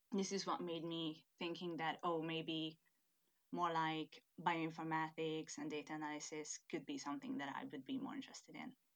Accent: Hungary; first language Hungarian; English is a second language; moved away as an adult; now in United Kingdom; I'm originally from Hungary

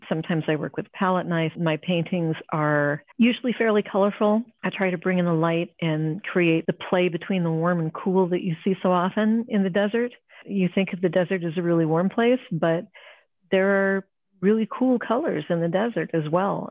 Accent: Ohio, United States; also born or lived in California; now in Arizona, United States; I grew up in Ohio. I'm a Midwestern girl

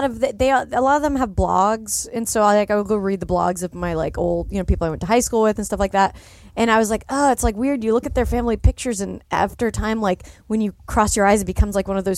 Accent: Salt Lake City, Utah, United States; it was interesting growing up in Salt Lake because, yeah, there were a lot of guys who were, but they didn't come out till, you know, much later because it was so conservative there.

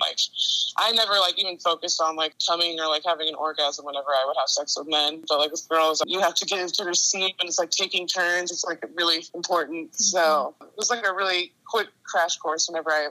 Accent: Midwest, United States; growing up in the Midwest

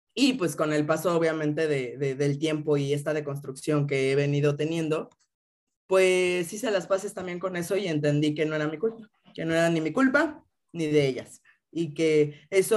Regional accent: Mexico City, Mexico; crecí aquí en Ciudad de México

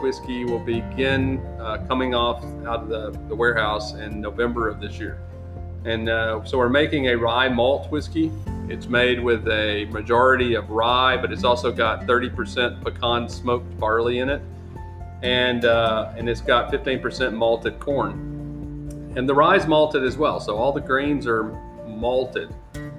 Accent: Alabama, United States; I'm from Alabama

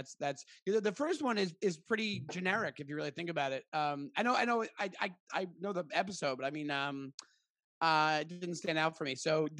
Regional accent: New York City, New York, United States; As a New Yorker

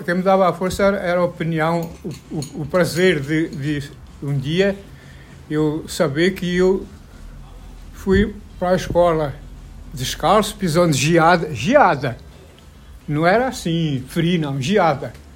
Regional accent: Portugal; moved away as an adult; now in Brazil; quando eu saí de Portugal com 20 anos, 22 anos

